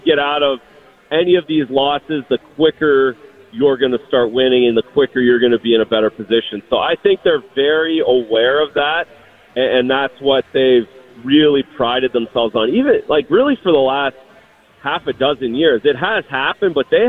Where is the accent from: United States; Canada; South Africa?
Canada